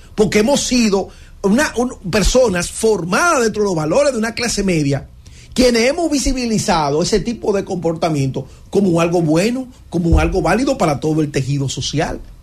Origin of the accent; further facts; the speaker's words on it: Constanza, La Vega, Dominican Republic; now in Santo Domingo, Dominican Republic; Constanza, mi pueblo